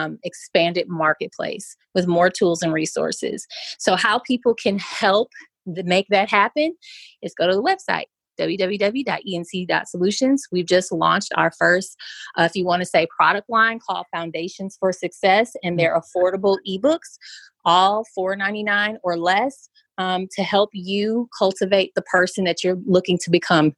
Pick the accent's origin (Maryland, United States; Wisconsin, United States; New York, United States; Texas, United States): Wisconsin, United States; You know, I'm from Wisconsin. We do custard here.